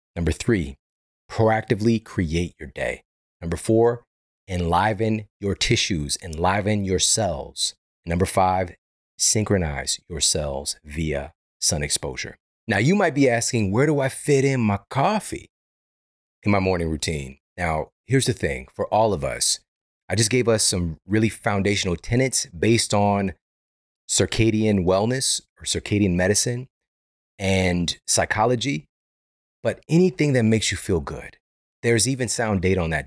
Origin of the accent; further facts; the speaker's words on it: Missouri, United States; now in Los Angeles, United States; I'm from Missouri. I'm from the Midwest